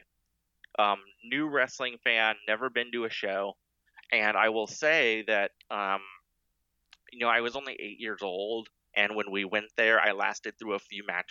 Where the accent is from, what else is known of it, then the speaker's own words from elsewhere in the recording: Iowa, United States; I grew up in Iowa